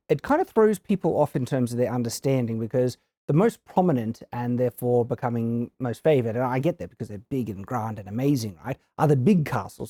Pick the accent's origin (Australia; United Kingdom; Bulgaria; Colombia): Australia; I come from Australia